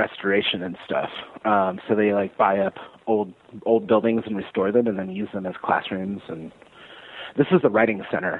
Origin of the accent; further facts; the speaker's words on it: Monterey Bay, California, United States; also born or lived in Reno, Nevada / Castroville, California / Prunedale, California; now in Atlanta, United States; I'm from the Monterey Bay in California, right in between Santa Cruz and Monterey. I'm from a little town. I actually didn't live in the town, but I lived right in between these two little towns called Castroville and Prunedale.